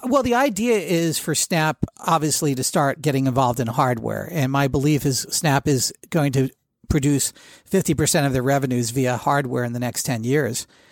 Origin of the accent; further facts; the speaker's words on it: New Jersey, United States; I grew up in Jersey